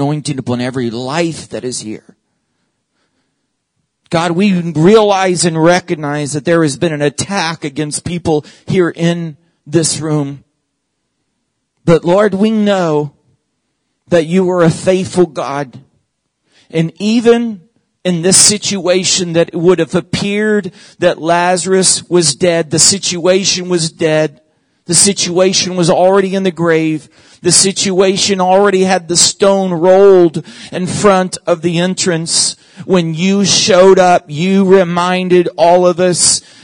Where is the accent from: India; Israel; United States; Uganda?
United States; Oklahoma; moved away; my home state where I was born and raised, where all of my family lives, is Oklahoma.